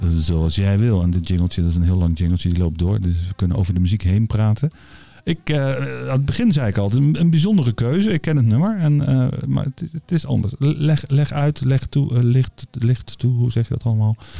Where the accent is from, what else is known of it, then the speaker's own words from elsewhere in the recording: The Hague, South Holland, Netherlands; Als Hagenees ga ik het nu proberen